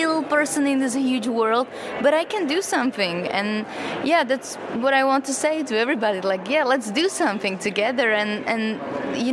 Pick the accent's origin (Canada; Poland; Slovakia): Slovakia; now in Prague, Czech Republic; I'm from Slovakia originally, but I work in Prague in the Czech Republic.